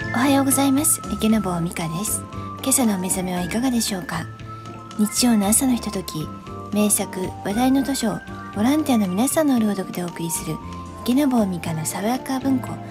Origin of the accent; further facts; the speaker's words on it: Kyoto, Japan; accent: Kyoto dialect; 京都弁が出たら